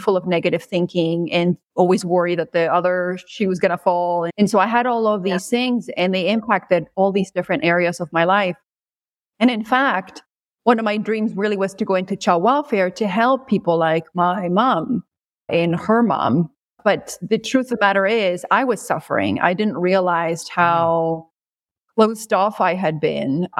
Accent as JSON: {"language": "English", "country": "Peru", "tie": "born or raised there", "moved": "yes", "said": "I grew up in Peru"}